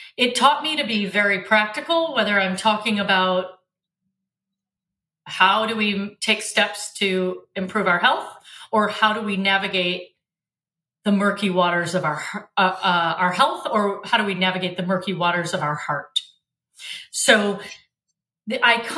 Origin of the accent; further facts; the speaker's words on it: Michigan, United States; also born or lived in Africa; We were raised in Michigan.